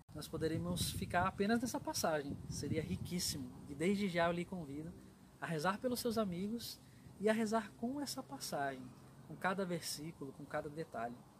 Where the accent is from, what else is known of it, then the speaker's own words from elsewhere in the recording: São Paulo, Brazil; eu sou natural de São Paulo